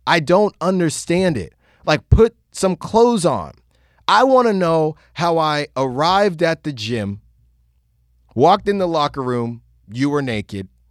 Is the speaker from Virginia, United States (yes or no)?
yes; Virginia, United States; I was born in Virginia.